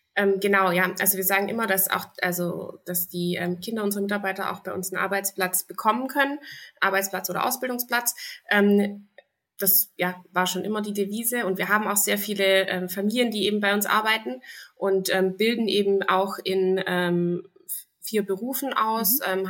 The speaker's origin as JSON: {"language": "German", "area": "Zollernalbkreis", "region": "Baden-Württemberg", "country": "Germany", "said": "hier hier bei uns in Baden-Württemberg und sogar im Zollernalbkreis"}